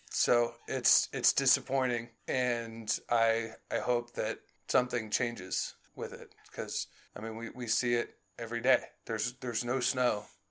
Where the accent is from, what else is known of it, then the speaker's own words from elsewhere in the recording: Chicago, Illinois, United States; moved away; growing up in Chicago, it would snow on my birthday in June